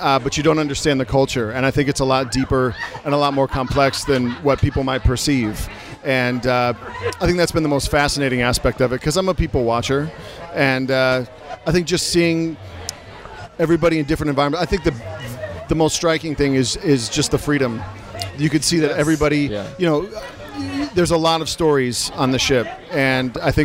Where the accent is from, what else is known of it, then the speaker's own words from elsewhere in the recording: Iowa, United States; now in Nashville, United States; I'm from Iowa